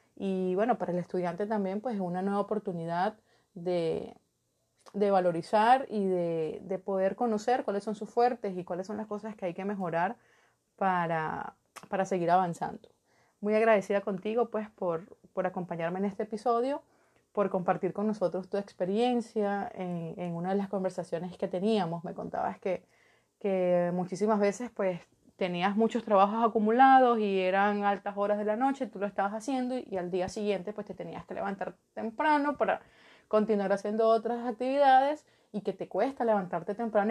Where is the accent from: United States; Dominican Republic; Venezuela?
Venezuela; en mi país, en Venezuela